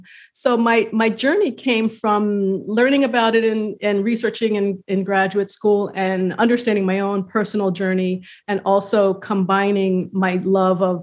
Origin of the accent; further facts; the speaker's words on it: New York City, New York, United States; also born or lived in San Diego, California; now in Savannah, United States; I grew up in New York City in kind of a rough part of town